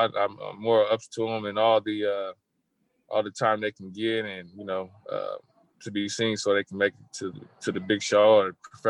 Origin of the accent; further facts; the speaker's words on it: Long Beach, California, United States; also born or lived in Columbus, Ohio; growing up in Long Beach, it's a multi-race city.